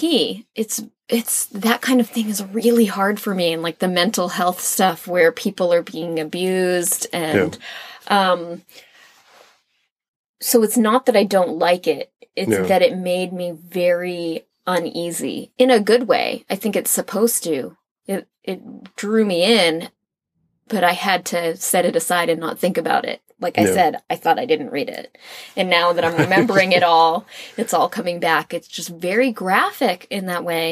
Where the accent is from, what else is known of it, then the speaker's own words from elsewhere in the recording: North Shore, Massachusetts, United States; North Shore, Massachusetts, it's Peabody